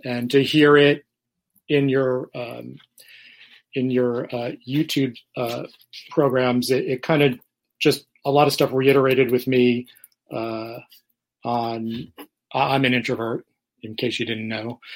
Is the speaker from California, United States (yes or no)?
no; New York City, New York, United States; now in Florida, United States; I'm originally from New York